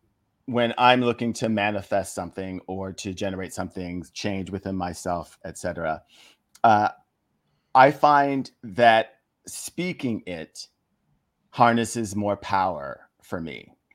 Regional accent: Philippines; Plus, you know, we grew up in the Philippines and there are certain swear words in Tagalog that contain a certain amount of humor.

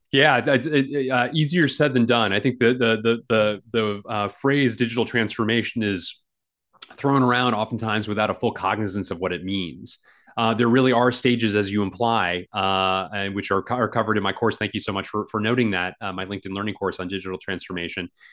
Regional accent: Washington, District of Columbia, United States; the Washington Post, uh, my my hometown paper

